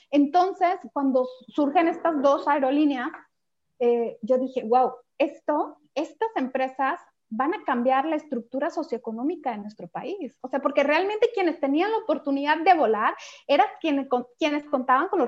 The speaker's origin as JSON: {"language": "Spanish", "country": "Mexico", "said": "Y entonces para nosotros como mexicanos eso era algo eh, verdaderamente nuevo"}